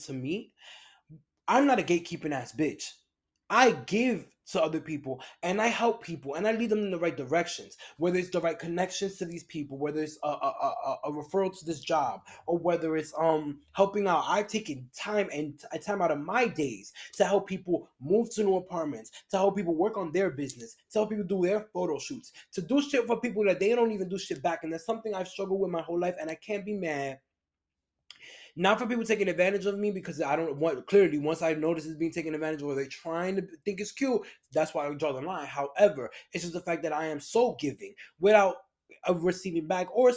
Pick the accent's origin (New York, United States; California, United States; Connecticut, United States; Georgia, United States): New York, United States; moved away as an adult; now in Los Angeles area, United States; I'm from New York